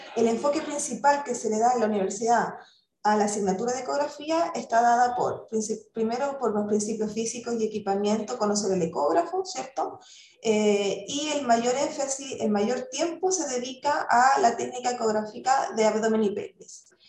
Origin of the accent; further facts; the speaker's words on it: Chile; moved away as an adult; yo soy chilena